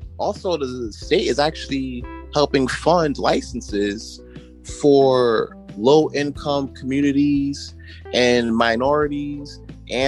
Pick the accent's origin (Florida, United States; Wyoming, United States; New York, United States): New York, United States; New York City; my community where I grew up in Brooklyn